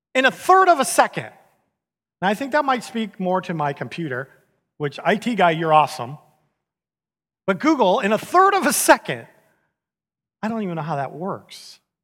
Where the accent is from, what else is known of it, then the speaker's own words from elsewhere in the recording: San Diego, California, United States; moved away as an adult; now in Houston, United States; I grew up in San Diego